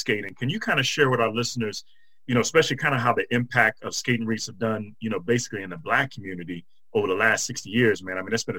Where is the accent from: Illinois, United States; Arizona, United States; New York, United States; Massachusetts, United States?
Illinois, United States; Chicago; moved away; I'm originally from Chicago